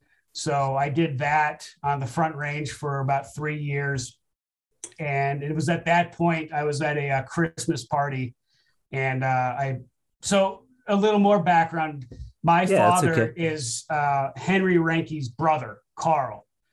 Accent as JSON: {"language": "English", "country": "Japan", "tie": "born or raised there", "said": "Because I grew up in Japan on a military base, so I had that history with the military and the government."}